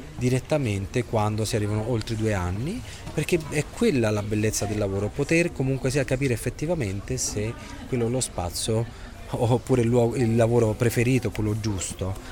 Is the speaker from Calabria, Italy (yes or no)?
no; Rome, Lazio, Italy; moved away as an adult; now in Oslo, Norway; io vengo da Roma